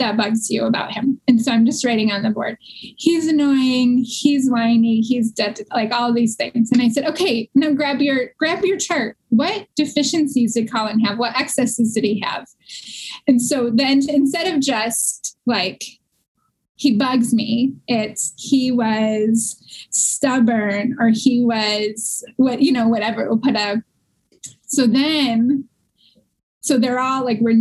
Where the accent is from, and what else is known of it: Warren, Michigan, United States; born or raised there